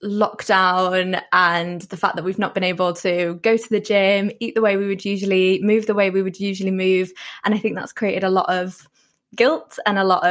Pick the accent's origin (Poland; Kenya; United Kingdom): Poland; moved away; I grew up in Poland